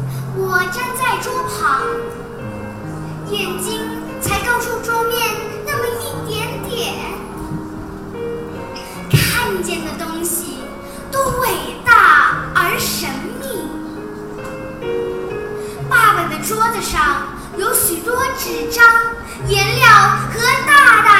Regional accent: Hong Kong; 大家好，我是来自香港的

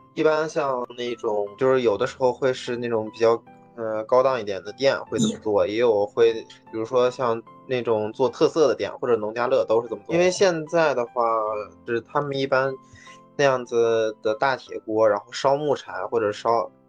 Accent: Inner Mongolia, China; 作为一个来自于内蒙的汉子

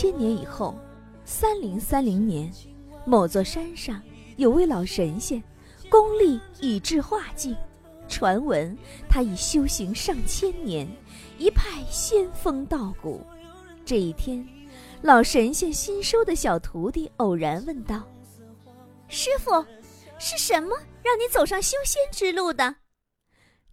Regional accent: China; 我们中国人是有这种悟性的

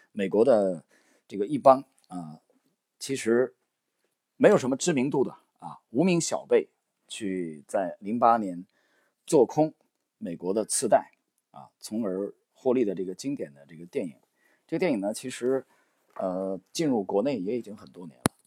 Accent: China; 我们中国人为什么非常崇拜三国里的诸葛亮

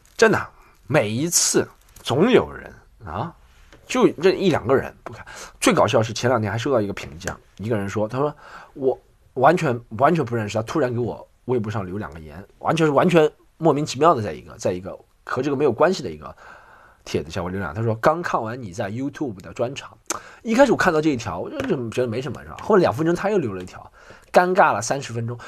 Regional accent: Shanghai, China; accent: Shanghainese; 我用上海方言

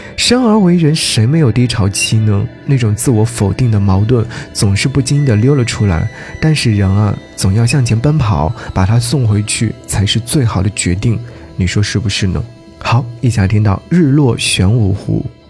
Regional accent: Jiangsu, China; also born or lived in Nanjing; 作为江苏人

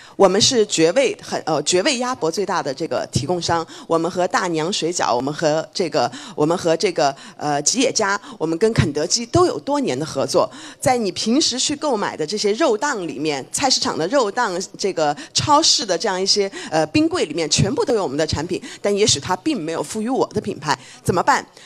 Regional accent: China; 我们中国人

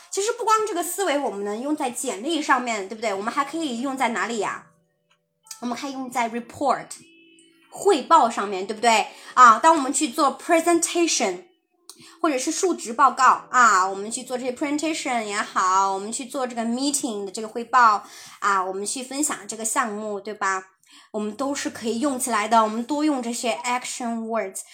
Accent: China; 我们中国人讲，讲话习惯真的，我很喜欢讲啊，我负责什么什么

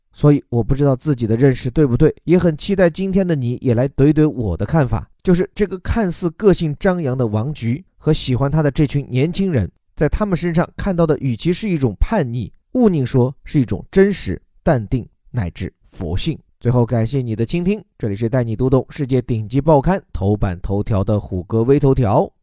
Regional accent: China; 作为中国人自己

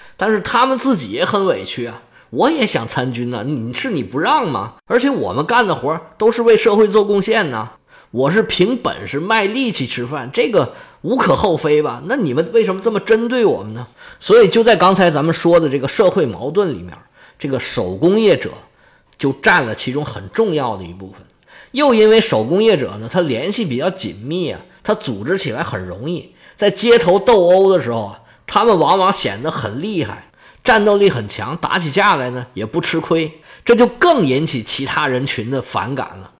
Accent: China; 我们中国人

